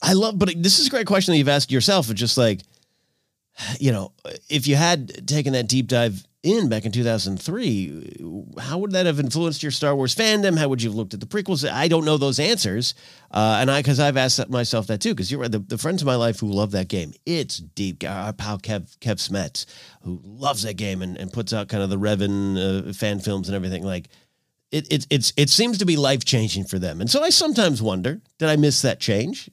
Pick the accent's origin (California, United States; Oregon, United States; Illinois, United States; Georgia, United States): California, United States; Arroyo Grande; moved away as an adult; I had moved out of my hometown in nineteen ninety-eight